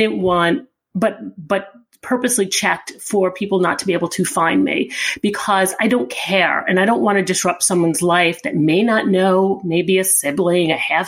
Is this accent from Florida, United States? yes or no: no; Long Island, New York, United States; now in New York City, United States; we grew up Italian family on Long Island.